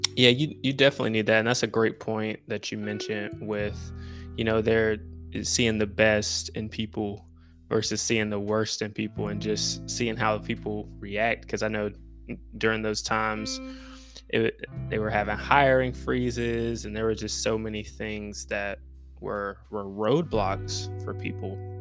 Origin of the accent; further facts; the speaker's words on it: Winston-Salem, North Carolina, United States; I'm from Winston-Salem, North Carolina